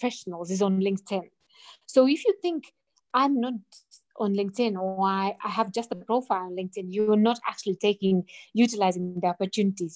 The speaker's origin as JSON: {"language": "English", "country": "Latvia", "moved": "as an adult", "lives_now": "Harare, Zimbabwe", "said": "I'm currently in Zimbabwe, but I'm originally from Latvia, Eastern Europe, like a tiny, tiny country."}